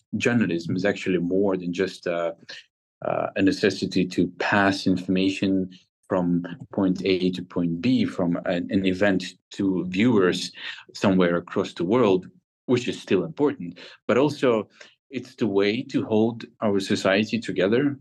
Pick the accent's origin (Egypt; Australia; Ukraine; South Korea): Ukraine; Kharkiv, Kharkiv Oblast; I am from Kharkiv, which is a very similar industrial city uh, next to Russia.